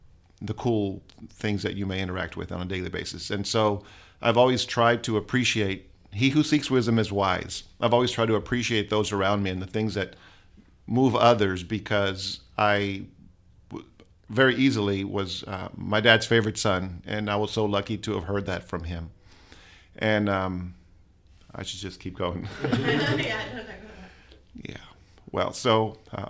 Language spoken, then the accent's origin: English; Palm Springs, California, United States; also born or lived in Brownsville, Texas / Corpus Christi, Texas; now in San Marcos, United States; I was raised in Southern California, a little city, Palm Springs